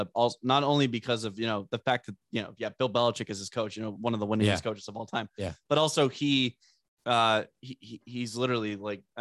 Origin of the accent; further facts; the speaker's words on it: about an hour outside Buffalo, Ontario, Canada; moved away; My dad grew up about an hour outside Buffalo, where I was born in Canada, was about an hour outside Buffalo